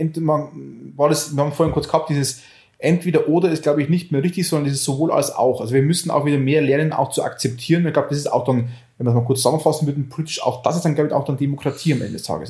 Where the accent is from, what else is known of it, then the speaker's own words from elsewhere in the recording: Oberviechtach, Bavaria, Germany; aus Oberfichtach, also aus meiner Heimat